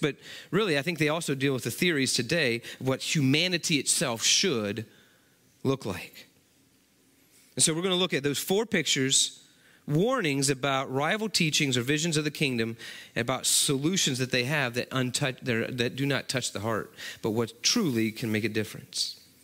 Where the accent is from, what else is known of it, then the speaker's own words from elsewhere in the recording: West Virginia, United States; moved away as an adult; now in Texas, United States; growing up in West Virginia